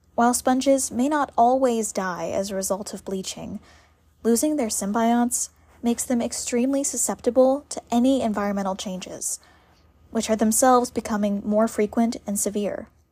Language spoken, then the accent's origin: English; South Carolina, United States; Growing up in South Carolina